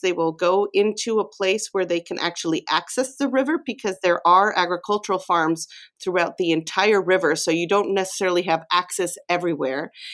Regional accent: Mexico; moved away; I grew up in Mexico

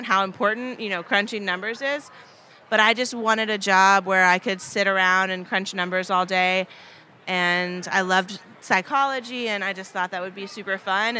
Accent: Paducah, Kentucky, United States; also born or lived in New York / Chicago; born and raised in Paducah.

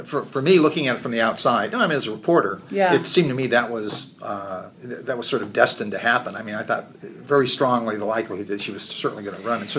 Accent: San Diego, California, United States; I grew up in San Diego

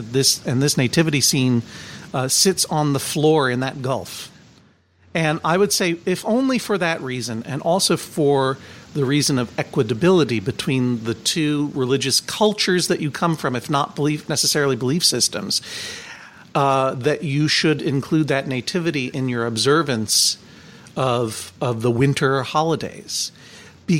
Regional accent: Brookline, Massachusetts, United States; growing up in Brookline, Massachusetts

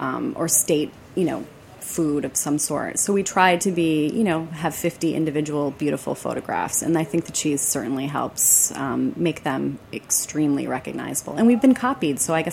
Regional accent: Detroit, Michigan, United States; moved away; also born or lived in Ann Arbor, Michigan; I am from Michigan. What part originally? I'm from the Detroit area, so I went to Michigan and I worked and lived in Ann Arbor for many years.

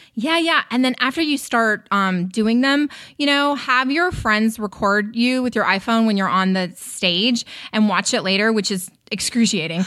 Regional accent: North Carolina, United States; moved away as an adult; also born or lived in San Francisco / New York City; now in Los Angeles, United States; I'm a Southern girl. I was born and raised in North Carolina.

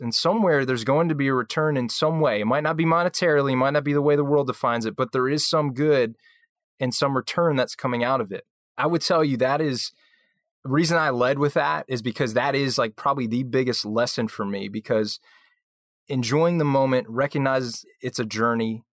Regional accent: right outside of Philly, New Jersey, United States; I grew up in New Jersey, so right outside of Philly

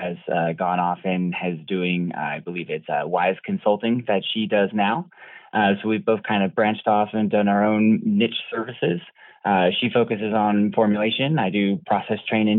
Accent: Douglasville, Georgia, United States; moved away; also born or lived in Colorado; Douglasville, Georgia was where I was born. Most of my family is actually all from the South

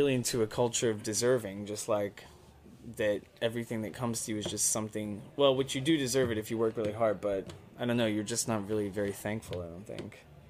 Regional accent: Texas, United States; I'm Texan.

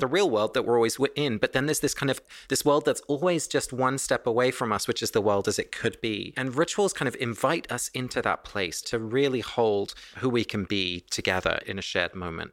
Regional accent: England, United Kingdom; moved away; my family was Dutch, but I was born and raised in England

